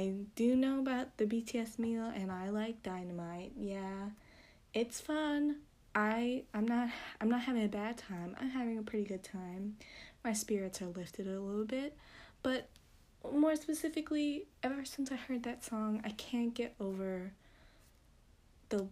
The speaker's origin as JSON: {"language": "English", "country": "United States", "said": "as USA English speakers"}